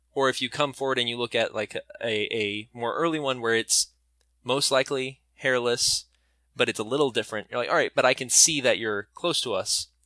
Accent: North Dakota, United States; I grew up in North Dakota

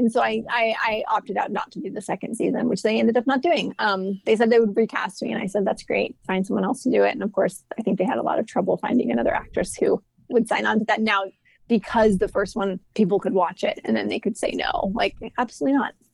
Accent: New York, United States; moved away as an adult; now in Los Angeles, United States; And I never ever thought I was going to leave New York when I was there. I was like, oh, I'm a New Yorker.

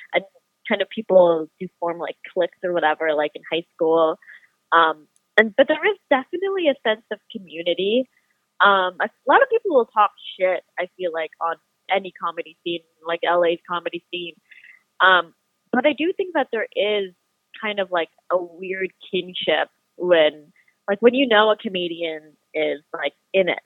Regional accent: Manitoba, Canada; my hometown's, uh, my home province is like license plate say friendly Manitoba.

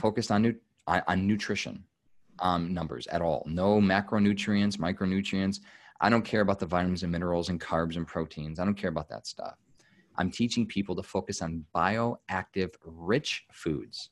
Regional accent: United States; as an American

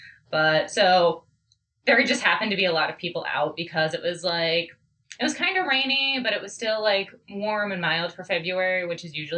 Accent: Beavercreek, Ohio, United States; also born or lived in Kettering, Ohio; the town I was born in. Mm-hmm. In Kettering, Ohio.

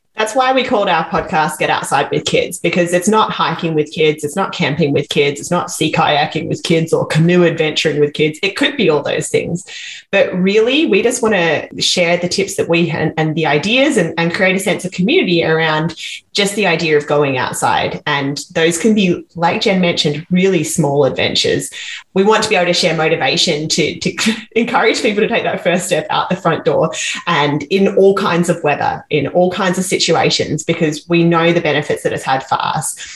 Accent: Perth, Western Australia, Australia; now in Vancouver, Canada; I'm from Australia. I grew up in Western Australia in Perth

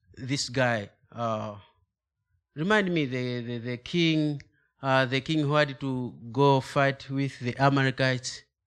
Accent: Malawi; English is a second language; moved away; I'm from Africa, specific Malawi. That is the southern part of Africa.

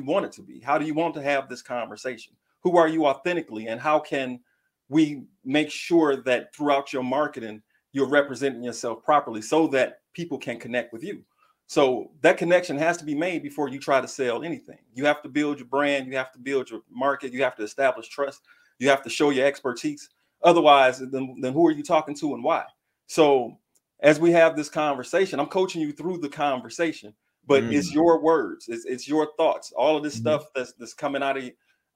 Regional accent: Detroit, Michigan, United States; I'm from Detroit

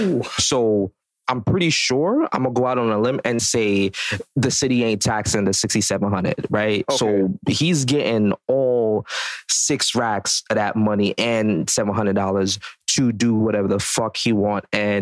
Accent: Jamaica; As a Jamaican, bro

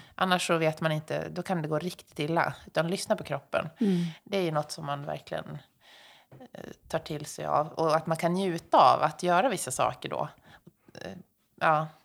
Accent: Dalarna County, Sweden; now in Stockholm, Sweden; jag är uppväxt i Dalarna

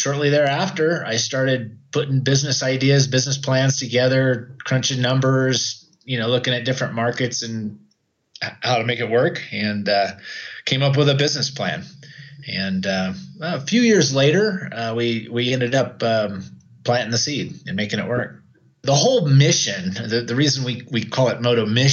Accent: Oroville, California, United States; moved away as an adult; also born or lived in Idaho; now in Arequipa, Peru; I grew up in Oroville, California in the U.S., and spent most of my life there.

